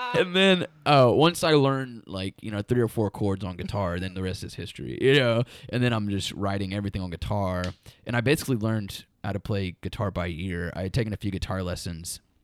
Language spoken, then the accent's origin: English; Muskogee, Oklahoma, United States; We grew up in Muskogee